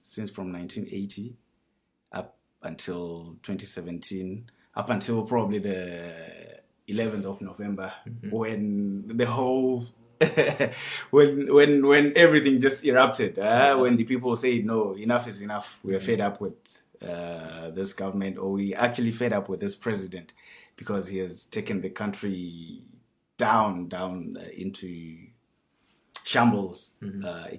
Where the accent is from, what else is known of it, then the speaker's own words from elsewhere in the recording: Zimbabwe; I come from Zimbabwe. I've lived in Zimbabwe for the past 28 years